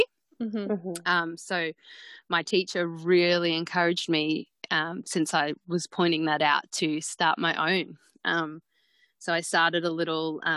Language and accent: English; Mackay, Queensland, Australia; born or raised there